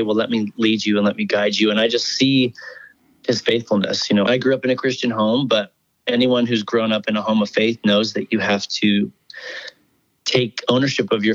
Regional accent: Washington, United States; now in Nashville, United States; my sister and I grew up doing it in Washington State

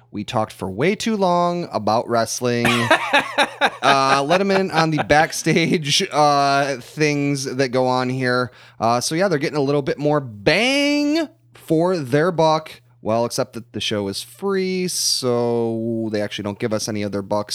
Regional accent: United States; growing up in the United States

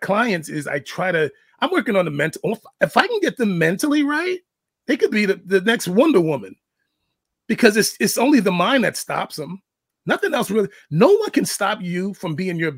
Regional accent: New York City, New York, United States; I'm black. I'm from the Bronx

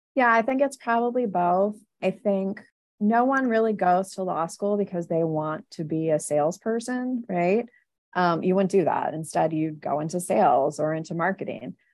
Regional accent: Philadelphia, Pennsylvania, United States; I'm from Philadelphia

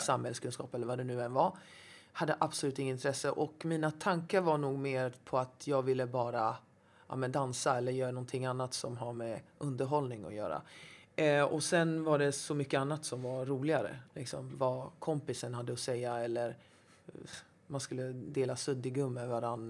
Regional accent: Gothenburg, Västra Götaland, Sweden; now in Stockholm, Sweden; Jag är eh, uppvuxen i Angered, mm. Hammarkullen, Hjällbo.

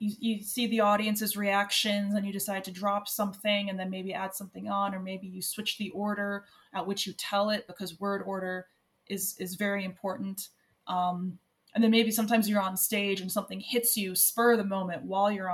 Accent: United States; now in Ireland

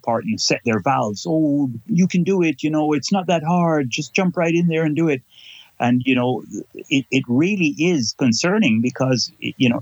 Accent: Kingston, Jamaica; now in Canada; I am originally from Kingston, Jamaica, but now live in Canada and have lived here since 1978. So I'm more Canadian now than I am Jamaican

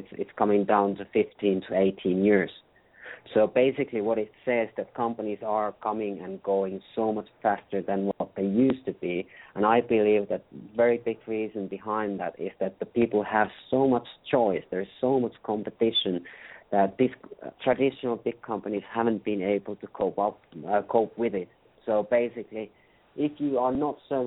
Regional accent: Finland; English is a second language; I'm from Finland, so as you can hear, I'm not Native American, so you have to excuse my accent

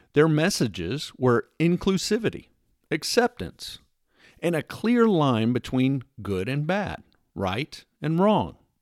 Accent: Texas, United States; being a Texan

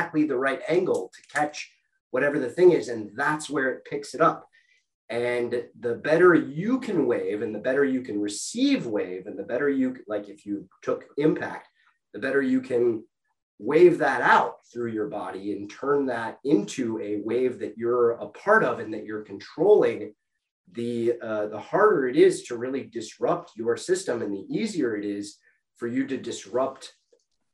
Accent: Minnesota, United States; I grew up in Minnesota, land of 10,000 lakes

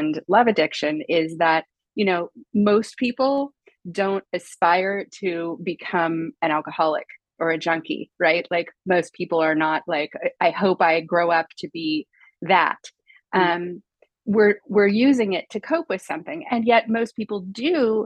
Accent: United States; moved away as an adult; also born or lived in Los Angeles; now in Paris, France; obviously I'm American, although I live in Paris

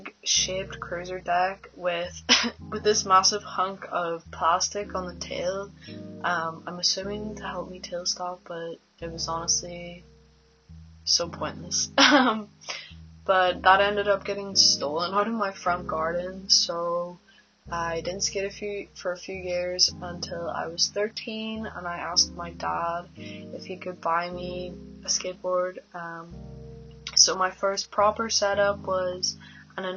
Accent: Belfast, Northern Ireland, United Kingdom; I'm from North

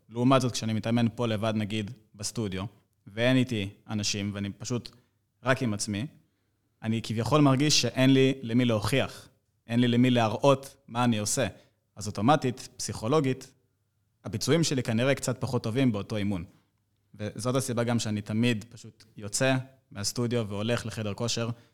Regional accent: Rishon LeZion, Central District, Israel; אני בן 24, אני מראשון לציון

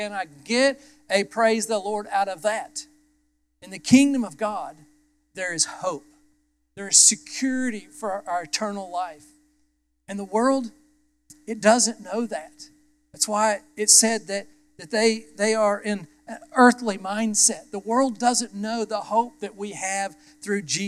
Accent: United States; I was born as an American

